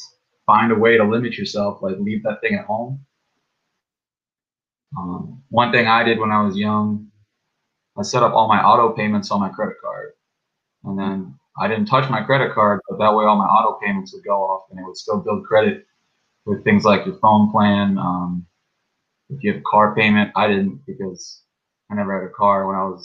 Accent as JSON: {"language": "English", "country": "South Africa", "also_born_or_lived": "California", "moved": "yes", "lives_now": "South Florida, United States", "said": "So I'm from South Africa. I'm a white African"}